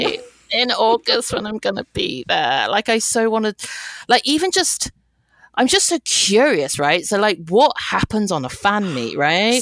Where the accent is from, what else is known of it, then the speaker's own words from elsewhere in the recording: United Kingdom; I'm British Chinese, so my parents are from Hong Kong.